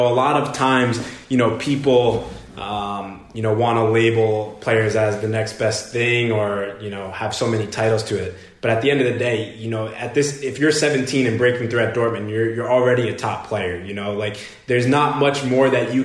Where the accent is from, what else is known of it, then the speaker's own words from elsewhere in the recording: New York, United States; moved away; I'm from New York